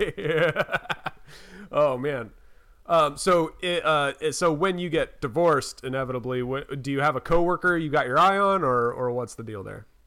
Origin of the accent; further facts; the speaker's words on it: North Carolina, United States; I'm from North Carolina